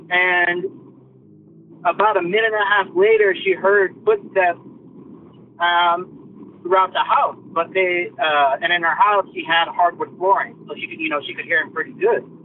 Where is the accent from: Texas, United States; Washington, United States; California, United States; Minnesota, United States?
Texas, United States; Midland; I'm from Midland, Texas, a little town out- outside of uh, West Texas.